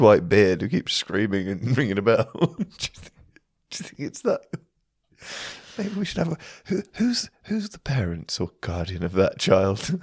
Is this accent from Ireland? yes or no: no; Shrewsbury, West Midlands, United Kingdom; when I was growing up in Shrewsbury